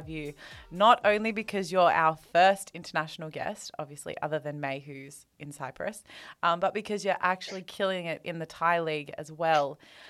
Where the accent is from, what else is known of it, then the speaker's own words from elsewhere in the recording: Australia; now in Sydney, Australia; We're two Australian girls